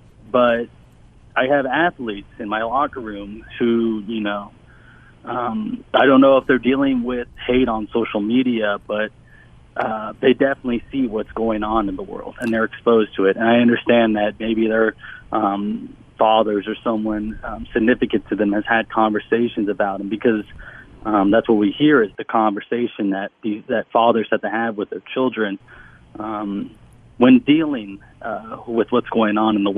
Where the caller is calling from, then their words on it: Louisville, Kentucky, United States; I am calling from Jefferson County in Kentucky.